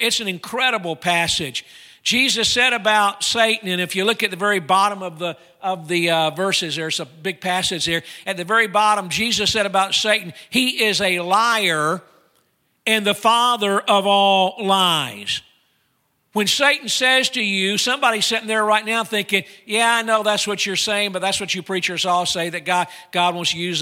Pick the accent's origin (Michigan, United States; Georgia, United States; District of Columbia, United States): Georgia, United States; now in North Carolina, United States; I'm from Georgia.